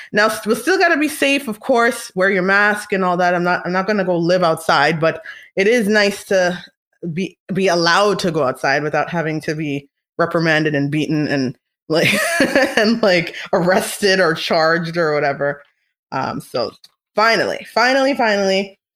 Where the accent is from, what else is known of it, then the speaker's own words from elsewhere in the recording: Canada; We're Canadian